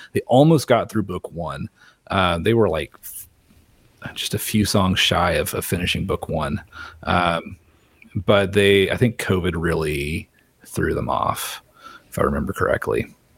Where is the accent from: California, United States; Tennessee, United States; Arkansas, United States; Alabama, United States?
Arkansas, United States; Little Rock; I was born in Little Rock